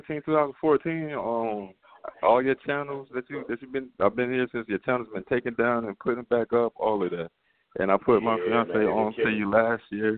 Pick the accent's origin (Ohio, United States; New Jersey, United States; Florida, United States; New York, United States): New York, United States; New York City; I'm from Queens